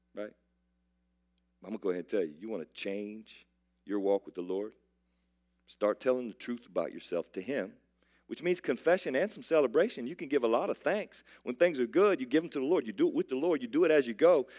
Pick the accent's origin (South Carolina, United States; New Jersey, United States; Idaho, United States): South Carolina, United States; I'm from South Carolina